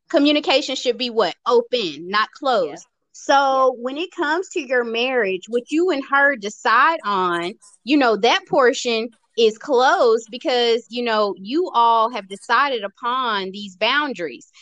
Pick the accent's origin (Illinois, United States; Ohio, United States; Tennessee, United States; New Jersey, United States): Tennessee, United States; now in Georgia, United States; I was brought up in Tennessee, and I was brought up in the church